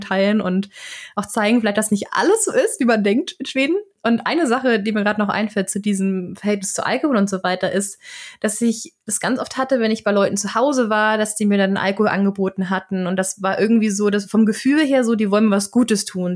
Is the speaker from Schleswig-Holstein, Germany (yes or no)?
yes; Flensburg, Schleswig-Holstein, Germany; Ich komme ja aus Flensburg, also aus der absoluten Grenzstadt